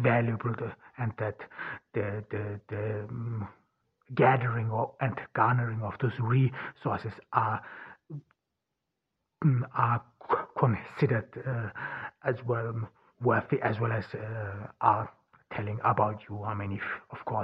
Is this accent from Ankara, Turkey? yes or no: no; Ordu, Turkey; moved away; We are here in Ordu, Turkey, a small town in the Black Sea region. I'm here in my home town and in my parents' home